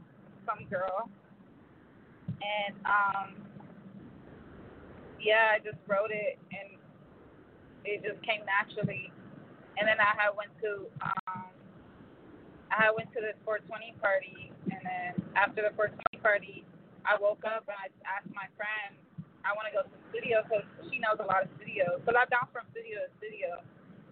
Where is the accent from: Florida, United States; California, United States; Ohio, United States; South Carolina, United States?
California, United States; Los Angeles; I'm from the Valley of California, the whole Valley, Van Nuys